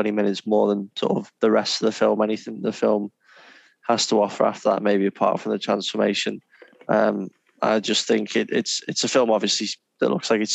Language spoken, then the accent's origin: English; England, United Kingdom; three English gentlemen